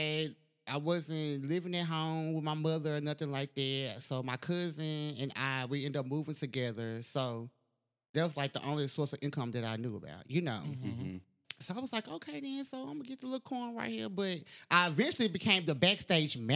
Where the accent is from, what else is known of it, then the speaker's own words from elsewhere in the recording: Nashville, Tennessee, United States; I actually grew up in Bordeaux, which is North Nashville.